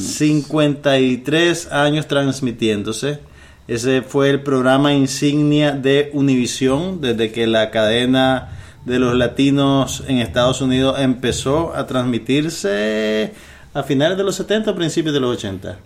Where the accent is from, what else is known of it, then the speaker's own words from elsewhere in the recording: Nicaragua; somos los nicaragüenses